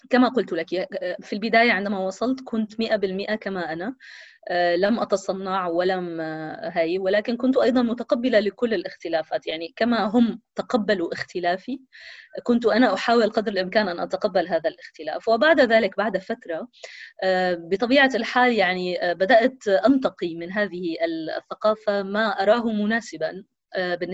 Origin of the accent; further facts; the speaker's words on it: Syria; also born or lived in Palestine; كوني فلسطينية سورية آه هذا يعني أنني آه أنا وأهلي آه يعني شبه محبوسين في في سوريا